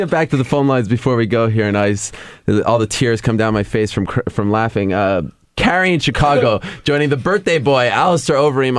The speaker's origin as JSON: {"language": "English", "country": "Canada", "said": "But I'm Canadian."}